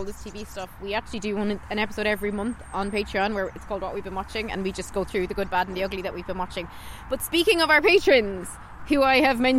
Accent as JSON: {"language": "English", "country": "Ireland", "said": "We are terrible Irish people."}